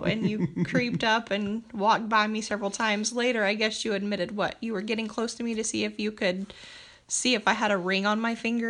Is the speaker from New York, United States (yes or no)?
no; Ponca City, Oklahoma, United States; moved away as an adult; also born or lived in Stillwater, Oklahoma; now in Bartlesville, United States; I'm from Ponca City, Oklahoma, and I did some time at Northern Oklahoma College traveling back and forth. I lived at home with my parents to go to junior college